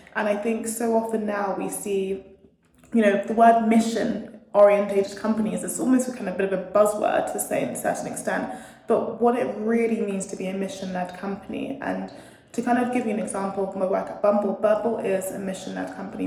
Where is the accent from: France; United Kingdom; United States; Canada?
United Kingdom; London; moved away as an adult; born and bred in London